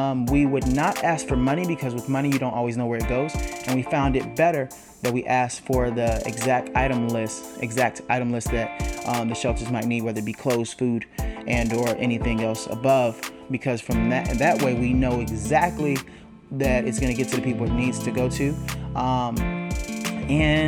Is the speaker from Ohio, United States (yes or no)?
no; Dallas, Texas, United States; I'm from Dallas, Texas